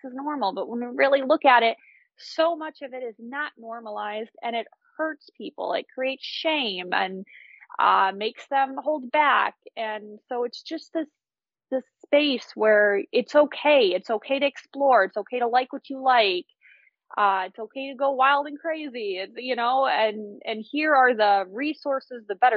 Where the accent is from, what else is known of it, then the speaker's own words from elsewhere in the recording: United States; as an American